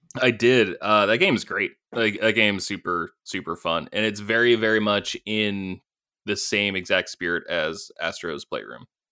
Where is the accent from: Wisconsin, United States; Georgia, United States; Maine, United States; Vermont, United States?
Maine, United States; growing up in Maine, where it's winter, ch, ch, ch, eight months a year